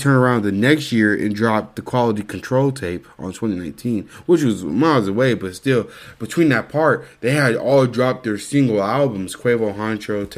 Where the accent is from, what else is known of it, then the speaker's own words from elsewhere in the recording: the South, United States; growing up in the South